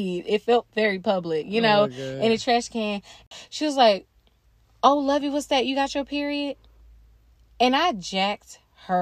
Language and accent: English; North Carolina, United States; growing up in North Carolina, especially in the public school system